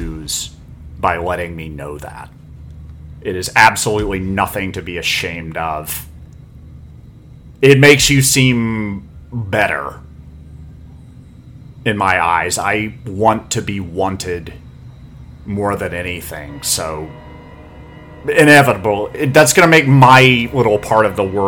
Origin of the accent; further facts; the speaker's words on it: North Carolina, United States; moved away; also born or lived in Santa Monica Bay area, California; I am a hick from North Carolina